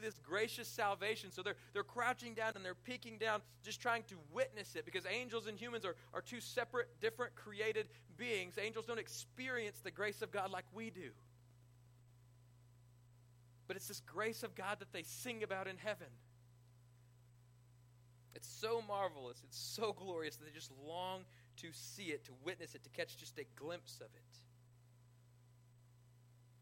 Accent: Johnson, Kansas, United States; I was born in Kansas

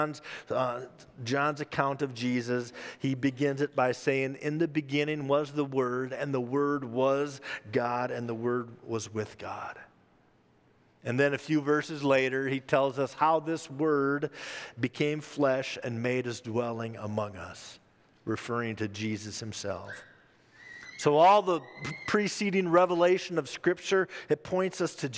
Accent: Minnesota, United States; my home state of Minnesota

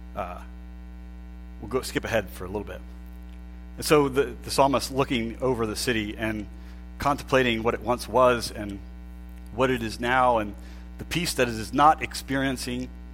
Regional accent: Pennsylvania, United States; moved away as an adult; also born or lived in Oklahoma; I grew up in Pennsylvania and I went to school in Oklahoma

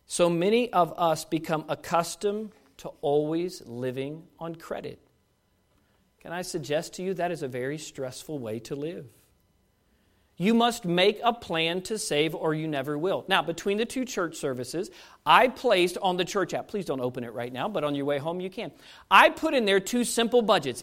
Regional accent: United States; as an American

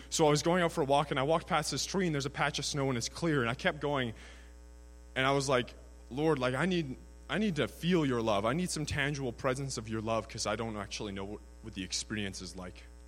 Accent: Prince George, British Columbia, Canada; I'm from Prince George, BC, 21 years of age

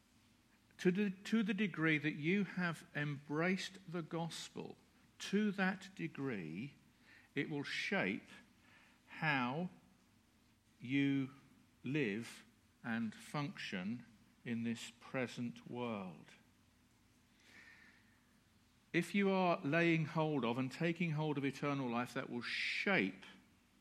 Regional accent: United Kingdom; We're British.

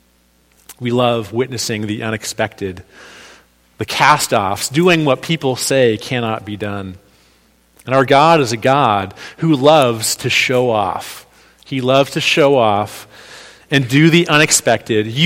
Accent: New England, United States; now in New York, United States; I'm from New England

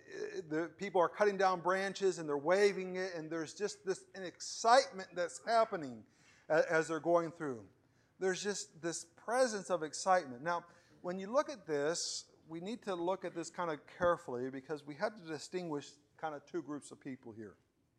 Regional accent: Venezuela; English is a second language; growing up in Venezuela, I put the blame on my backwardness, not on anything else there.

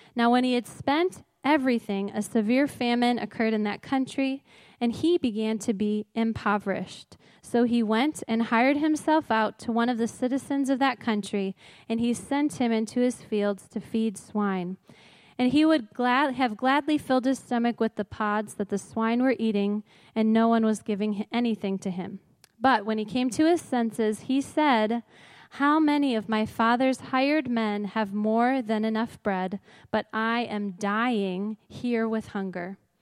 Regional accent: Crystal Lake, Illinois, United States; I grew up near here in Crystal Lake

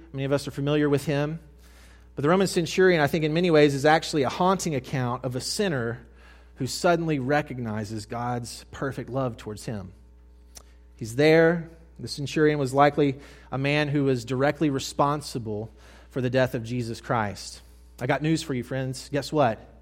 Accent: Mississippi, United States; I moved from North Mississippi to South Mississippi as a high school boy

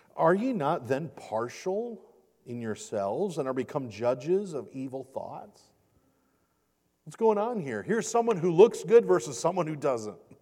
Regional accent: Michigan, United States; this is my home state, home state of Michigan

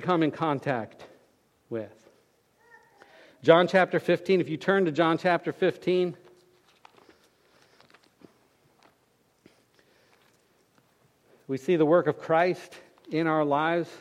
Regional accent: Fort Lauderdale, Florida, United States; we were growing up in Fort Lauderdale

